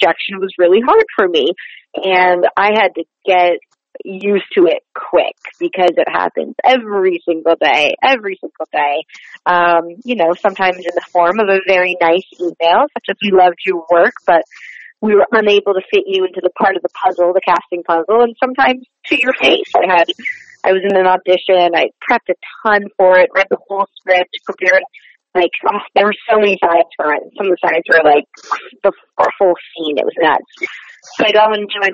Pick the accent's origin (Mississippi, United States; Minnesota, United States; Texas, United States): Minnesota, United States; Wayzata; moved away as an adult; also born or lived in New York; I was born in Minnesota, in a suburb called Wayzata